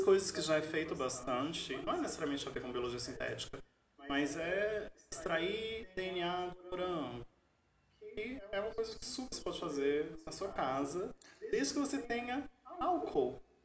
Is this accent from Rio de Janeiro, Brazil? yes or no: no; Minas Gerais, Brazil; moved away; eu sou mineiro